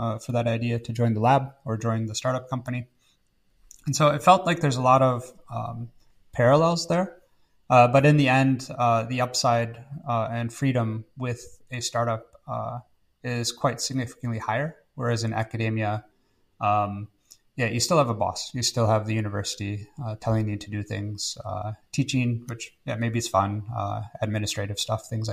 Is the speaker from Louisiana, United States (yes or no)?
no; Wisconsin, United States; moved away; from Wisconsin in the United States originally